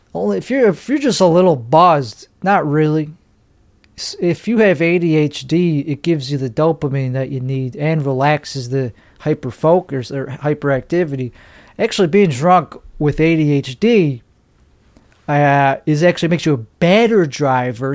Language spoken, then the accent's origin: English; Chicago, Illinois, United States; I'm from Chicago